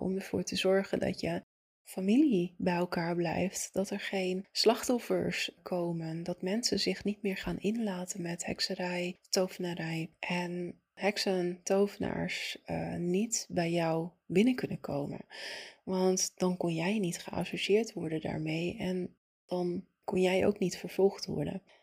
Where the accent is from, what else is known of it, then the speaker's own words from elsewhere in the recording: Italy; moved away; ik ben opgegroeid in Italië